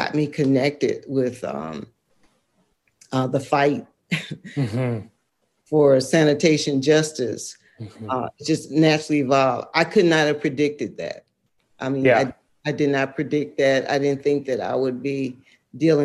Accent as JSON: {"language": "English", "country": "United States", "moved": "as an adult", "said": "I'm from Lowndes County. I had the opportunity and privilege to live other places. And when I went back"}